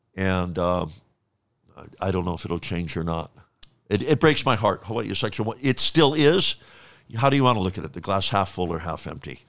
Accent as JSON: {"language": "English", "town": "Honolulu", "region": "Hawaii", "country": "United States", "tie": "born or raised there", "said": "I grew up in Honolulu"}